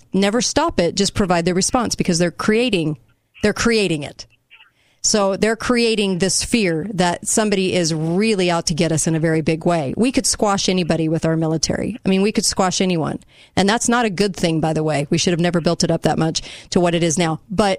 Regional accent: Mission Viejo, California, United States; moved away; where I came from Mission Viejo

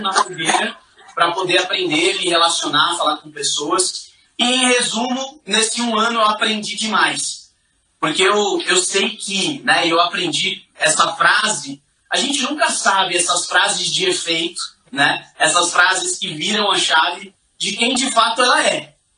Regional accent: São Paulo, Brazil; Eu sou nascido e criado na Zona Leste de São Paulo

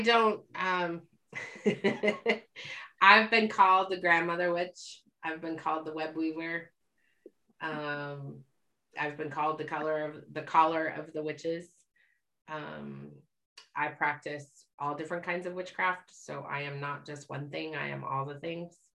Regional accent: Utah, United States; I grew up in Utah

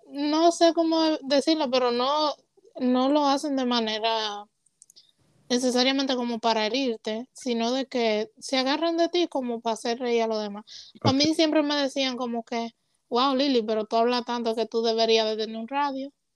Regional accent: Puerto Rico; also born or lived in Rhode Island; now in Georgia, United States; soy de padre dominicano, nací en Rhode Island, crecí en Puerto Rico, ahora vivo en Georgia

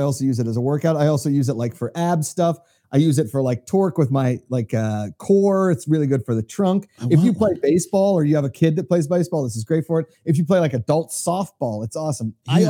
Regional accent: Pennsylvania, United States; moved away; My home state.

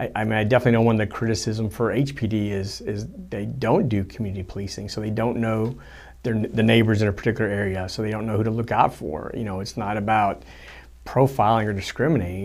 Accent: Houston, Texas, United States; I grew up in Southwest Houston

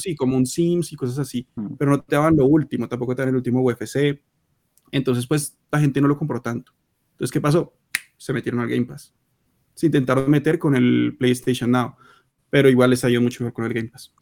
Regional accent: Colombia; somos de Colombia

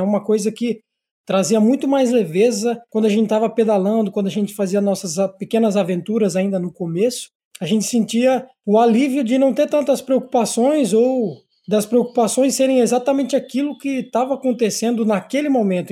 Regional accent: Sarapuí, São Paulo, Brazil; eu sou natural do interior de São Paulo, uma cidadezinha chamada Sarapuí, e cresci sempre no interior

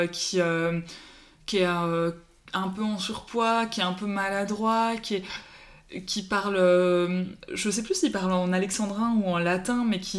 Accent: Paris, Île-de-France, France; Moi, j'ai grandi à Paris

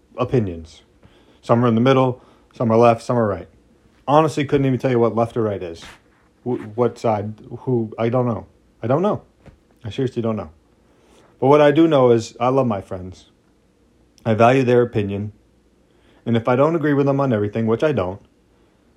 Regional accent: United States; we're American people

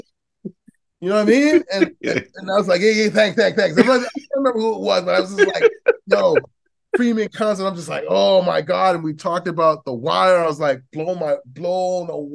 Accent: Toronto, Ontario, Canada; moved away; also born or lived in Edmonton; I'm from Toronto too

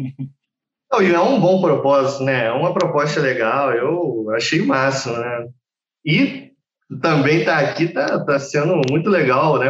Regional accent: Rio de Janeiro, Brazil; eu sempre morei no Rio e saí do Rio de Janeiro só com, pela primeira vez do Estado com 20 e poucos anos

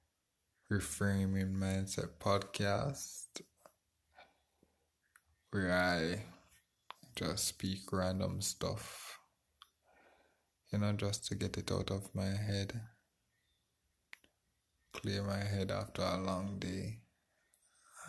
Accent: Jamaica; I'm from Jamaica.

